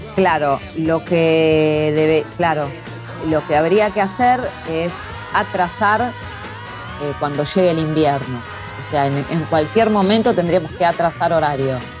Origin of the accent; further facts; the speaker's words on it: Quilmes, Buenos Aires Province, Argentina; yo soy de provincia, zona sur, Quilmes